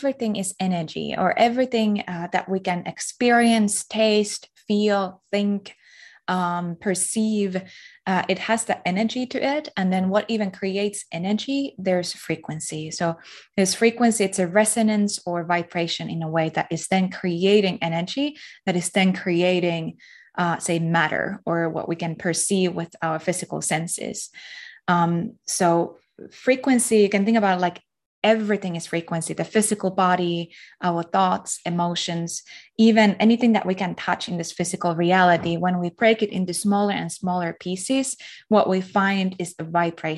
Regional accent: Finland; I'm from Finland

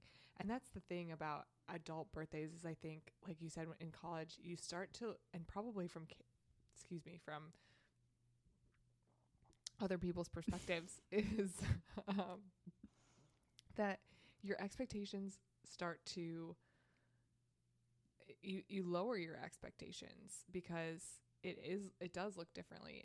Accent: Midwest, United States; growing up in the Midwest

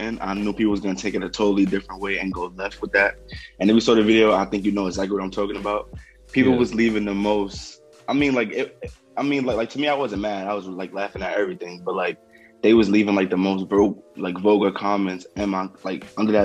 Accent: New York, United States; I'm from New York

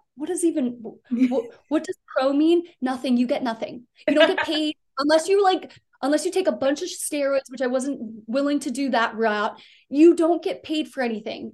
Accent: Delaware, United States; moved away; I grew up in a really small town. I'm from the East Coast. I'm from Delaware.

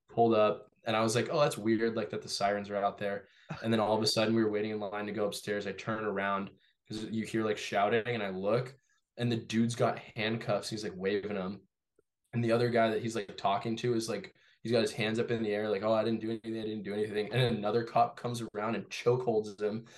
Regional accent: Torrance, California, United States; moved away as an adult; now in Massachusetts, United States; I grew up in Torrance, California.

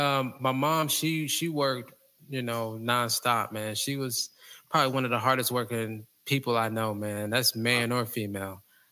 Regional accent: Indiana, United States; But yeah, like I was saying, man, growing up, man, I was just a normal kid, man, just trying to figure out life.

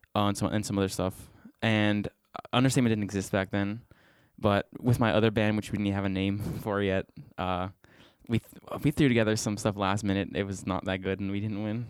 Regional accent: Bridgeville, Pennsylvania, United States; also born or lived in West Virginia; I, am from Bridgeville

